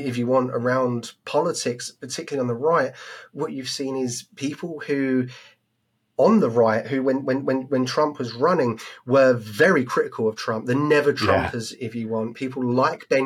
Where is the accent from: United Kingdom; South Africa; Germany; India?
United Kingdom; as a British man in the UK